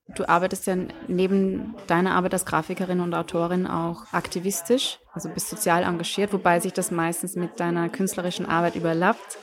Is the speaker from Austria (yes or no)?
yes; Austria; moved away as an adult; ich bin geborene Österreicherin